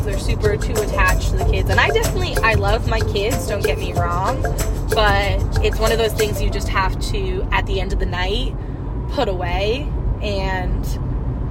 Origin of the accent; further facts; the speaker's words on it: New England, United States; moved away as an adult; Originally from New England